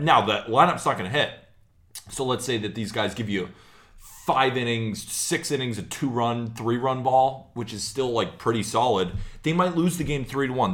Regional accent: California, United States; I'm from California

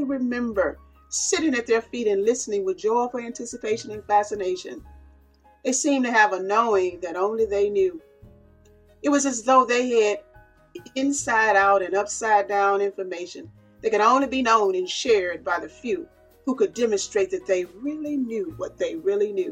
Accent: Clarksdale, Mississippi, United States; accent: southern drawl; moved away; also born or lived in Cleveland, Ohio; You probably have picked up on my southern drawl, because I'm from smack dab in the middle of the Mississippi Delta.

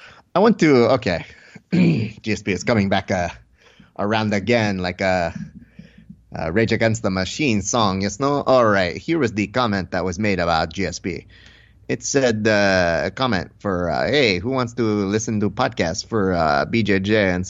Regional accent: Tunisia; You said that I was a national treasure, but I am from Tunisian.

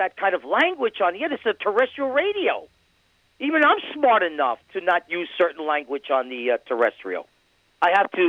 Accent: New Hampshire, United States; That previous call of Mike. I'm from New Hampshire.

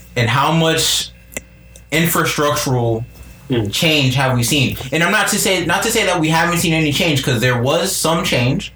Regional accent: United States; us as Americans, as American citizens

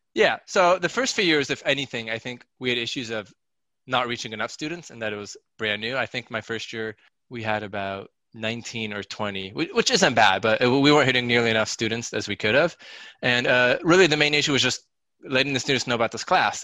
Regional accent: Seattle, Washington, United States; now in New Jersey, United States; I was born and raised in Seattle, Washington

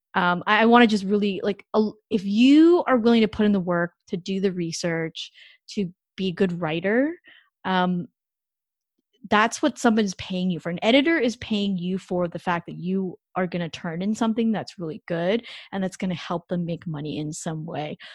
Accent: Canada; moved away; I'm not an American citizen, so I'm actually Canadian

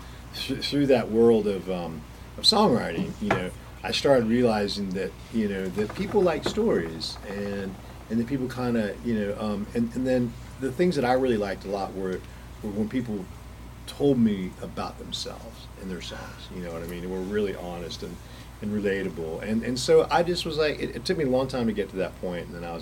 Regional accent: Atlanta, Georgia, United States; I grew up in Atlanta.

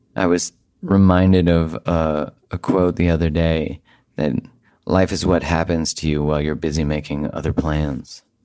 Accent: Canada; I am Canadian. I live in Canada

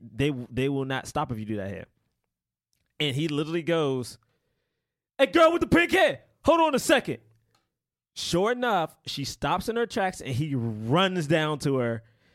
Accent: Northern United States, United States; And I'm from the North. And in the North, well, I guess we still consider the South.

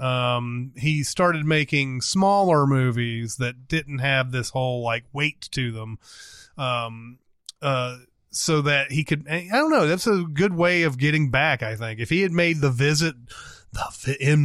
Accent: Franklin, Tennessee, United States; my hometown of Franklin, Tennessee

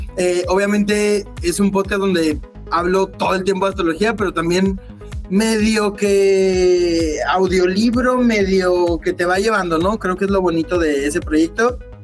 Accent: Monterrey, Nuevo León, Mexico; moved away as an adult; also born or lived in United States; now in Austin, United States; yo viví toda la vida en Monterrey, Nuevo León, regio de, sangre

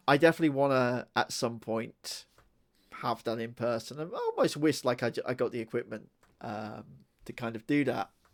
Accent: United Kingdom; we do like our swears over here.

